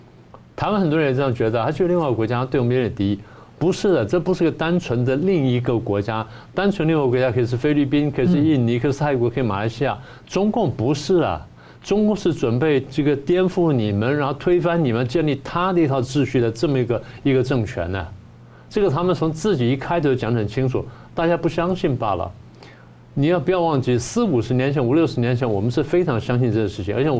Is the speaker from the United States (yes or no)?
yes; United States; 第二点呢，中国会走向民主之路，他这完全是我们美国人自己的迷思。